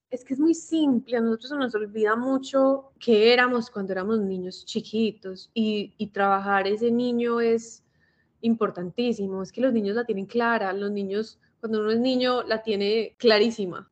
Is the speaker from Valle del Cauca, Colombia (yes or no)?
no; Medellín, Antioquia, Colombia; now in Miami, United States; Vivo en Miami, pero pues soy de Medellín, toda mi familia es de Medellín. De hecho, fui al colegio con Mari